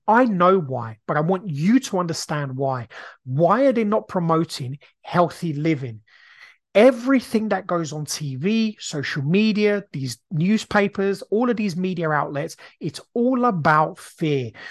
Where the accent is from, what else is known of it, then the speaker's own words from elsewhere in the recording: Brazil; now in United Kingdom; I grew up in a council estate. When I grew up in Brazil, we were very, very poor.